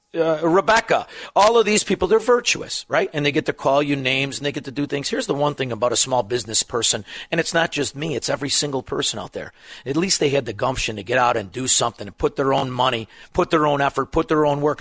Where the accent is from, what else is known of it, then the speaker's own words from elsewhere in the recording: Melrose Park, Illinois, United States; now in Elmwood Park, United States; I'm from Melrose Park. I live in Elmwood Park. People accuse me of having an accent